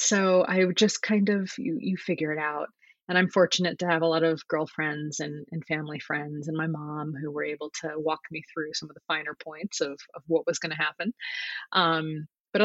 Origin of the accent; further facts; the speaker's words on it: Connecticut, United States; moved away as an adult; now in San Francisco, United States; I grew up in Connecticut.